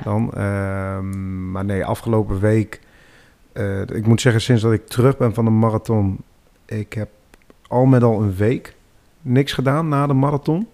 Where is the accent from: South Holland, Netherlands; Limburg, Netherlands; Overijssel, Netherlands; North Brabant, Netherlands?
Overijssel, Netherlands; Deventer; Ik ben 26 jaar en ik kom uit Deventer